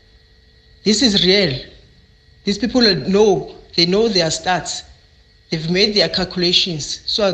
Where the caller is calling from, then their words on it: Mpumalanga, South Africa; I'm calling from Mpumalanga.